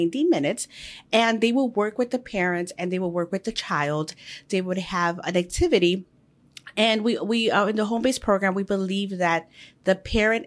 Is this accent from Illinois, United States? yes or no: yes; Chicago, Illinois, United States; I was born here in Chicago in the Pilsen area